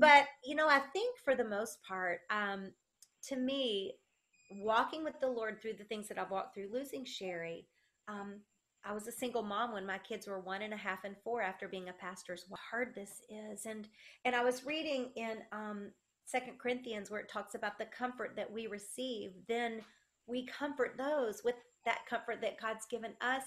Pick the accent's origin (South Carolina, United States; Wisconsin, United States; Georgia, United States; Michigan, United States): South Carolina, United States; accent: country